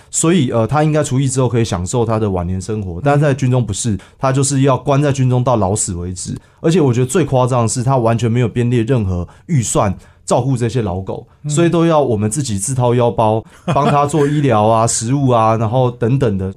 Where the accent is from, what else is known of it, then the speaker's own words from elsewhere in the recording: Taipei, Taiwan; 我其实是台北长大的小孩